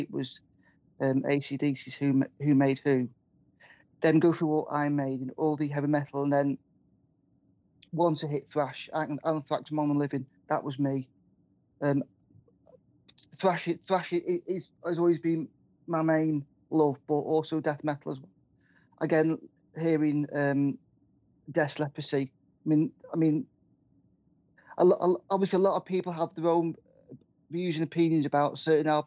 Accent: Southport, North West England, United Kingdom; moved away as an adult; also born or lived in Preston; now in Abbey Village, United Kingdom; originally I was born in Southport in Lancashire, Southport in Merseyside. And I moved up to Preston in 1988

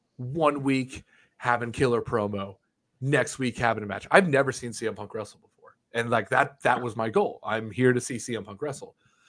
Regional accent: Illinois, United States; You guys are from Indiana. You're treating me. I'm from Illinois. You guys are treating me like a Hoosier, man.

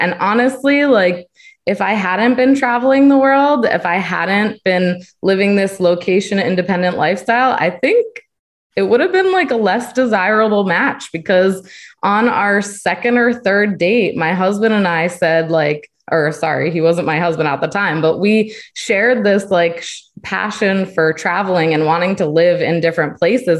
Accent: Connecticut, United States; moved away; also born or lived in Virginia; I was born in Connecticut. I went to school in Virginia

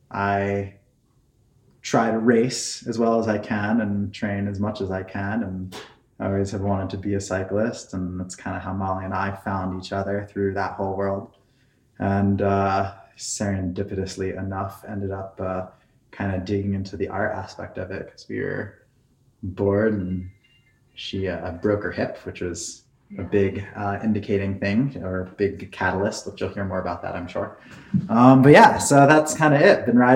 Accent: Key West, Florida, United States; moved away; I'm from Florida. I was born in Key West.

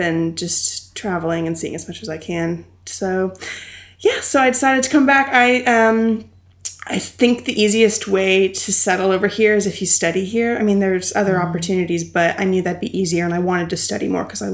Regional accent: Indiana, United States; moved away as an adult; now in London, United Kingdom; I'm from Indiana, which is a state in the Midwest. It's like a flyover state, so it's kind of forgotten about sometimes. But it's I grew up on a farm

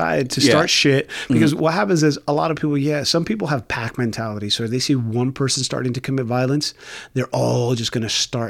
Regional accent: New York, United States; When I was a kid growing up in New York

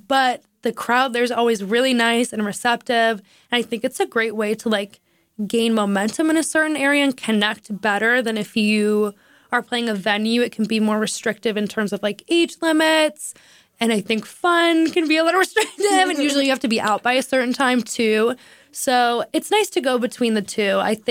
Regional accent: Minneapolis, Minnesota, United States; I'm from Minneapolis originally, so I feel like that's kind of embarrassing to me.

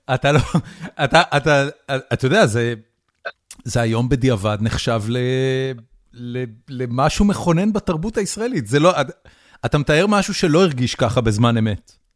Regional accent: Haifa, Haifa District, Israel; אני גדלתי בחיפה

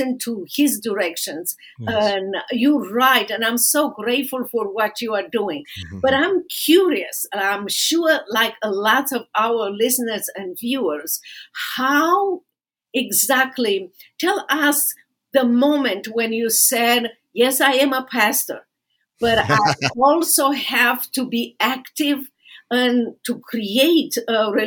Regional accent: Romania; English is a second language; moved away as an adult; now in Dallas, United States; my own experience in socialist communist Romania here in America, started with empty hands when I came to America, empty-handed

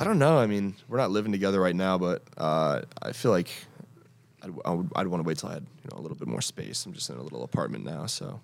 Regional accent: Connecticut, United States; moved away as an adult; I was from Connecticut and I didn't have the exposure

